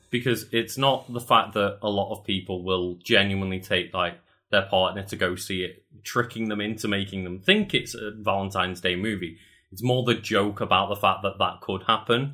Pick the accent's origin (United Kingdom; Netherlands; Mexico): United Kingdom; I'm British